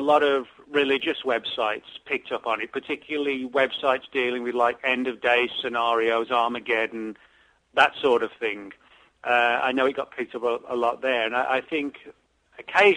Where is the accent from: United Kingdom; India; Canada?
United Kingdom; England; moved away; growing up in England, from that era when Hammer films were sort of really the rage